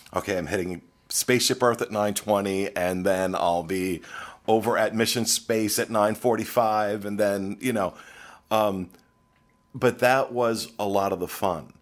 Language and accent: English; New Jersey, United States; now in Orlando, United States; I come from New Jersey, which at one point was toll booth capital of the world